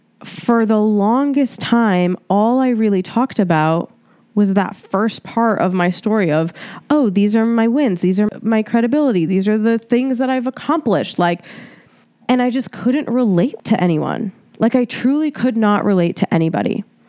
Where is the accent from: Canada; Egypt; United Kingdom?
Egypt; Cairo, Cairo Governorate; born there; So I was born in Egypt, Cairo, Egypt. I am 100% Egyptian. And the memories that I have from Egypt were honestly, majority of them were traumatizing.